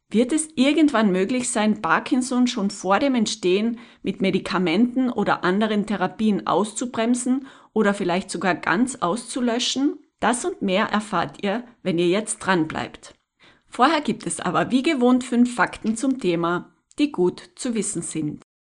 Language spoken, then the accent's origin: German; Tyrol, Austria; hier bei uns in Tirol